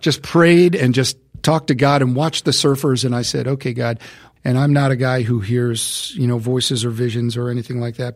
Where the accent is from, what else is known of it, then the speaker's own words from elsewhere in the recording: United States; I'm an American